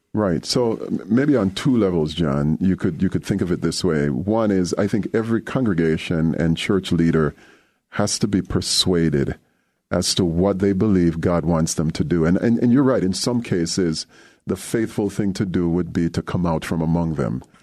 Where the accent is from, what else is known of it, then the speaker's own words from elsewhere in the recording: Jamaica; moved away as an adult; also born or lived in Durham, North Carolina; now in Evanston, United States; growing up in Jamaica, I was very involved with Jamaica Youth for Christ